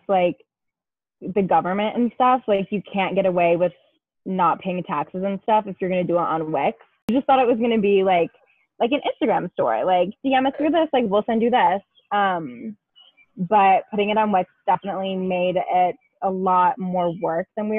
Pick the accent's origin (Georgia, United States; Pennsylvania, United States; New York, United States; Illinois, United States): Illinois, United States; Chicago; I am from Chicago, Illinois, aka the suburbs.